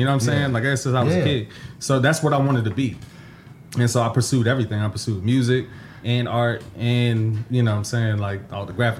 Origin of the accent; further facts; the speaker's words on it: Mitchellville, Maryland, United States; Yeah, I'm from Mitchellville, Maryland, you know, PG County, Maryland.